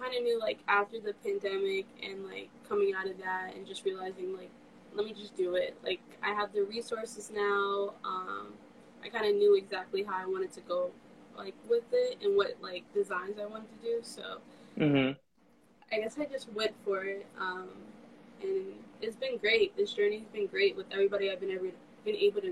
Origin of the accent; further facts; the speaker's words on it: New York City, New York, United States; I'm from New York. I'm born and raised in Queens